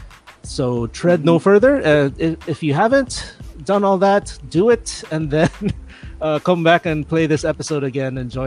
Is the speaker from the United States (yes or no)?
no; Manila, Metro Manila, Philippines; I'm also from Manila